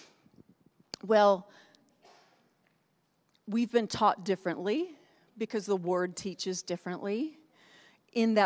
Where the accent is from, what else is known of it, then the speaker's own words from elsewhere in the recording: Northeast, United States; moved away; I grew up in the Northeast. It gets cold up there.